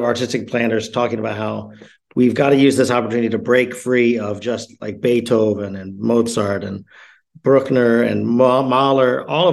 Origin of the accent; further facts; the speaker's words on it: Houston, Texas, United States; also born or lived in New York; now in Germany; Well, it's what's fun about it for me as an American. I'm from Houston and New York. I grew up kind of both.